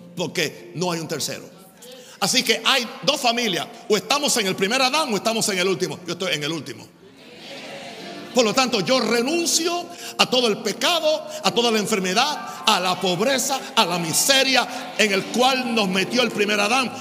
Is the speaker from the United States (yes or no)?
yes; United States; en mi país, Estados Unidos